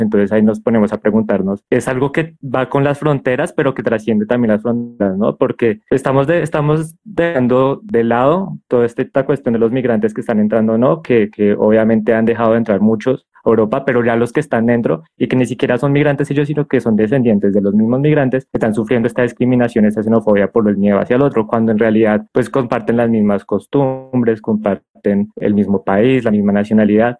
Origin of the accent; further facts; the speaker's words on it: Colombia; dentro de la misma Colombia, pues somos xenófobos entre nosotros